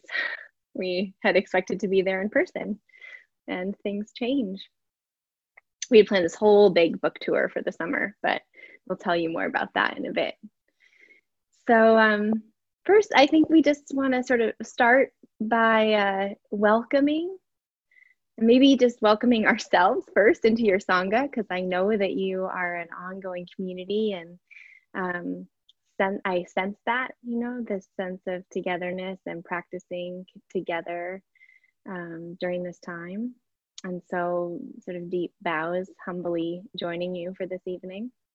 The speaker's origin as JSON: {"language": "English", "town": "Ashland", "region": "Oregon", "country": "United States", "tie": "born or raised there", "also_born_or_lived": "Washington, District of Columbia, United States / Madison / Hawaii / Colorado", "moved": "yes", "said": "my hometown where I was born."}